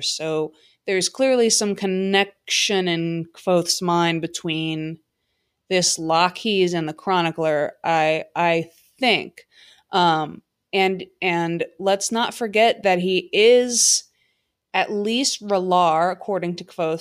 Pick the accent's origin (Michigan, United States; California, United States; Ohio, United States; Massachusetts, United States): Ohio, United States; Cincinnati; my hometown Cincinnati Bengals